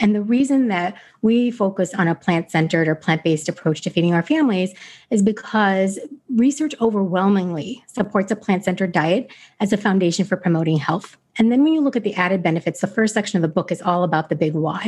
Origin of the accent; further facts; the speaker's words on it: United States; I was a typical American kid.